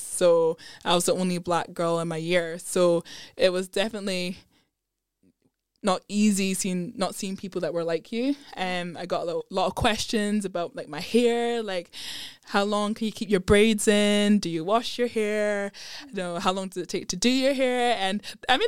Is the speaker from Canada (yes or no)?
no; Edinburgh, Scotland, United Kingdom; also born or lived in London; I grew up in Edinburgh. I was born in London, but thankfully my parents moved up to Edinburgh when I was two.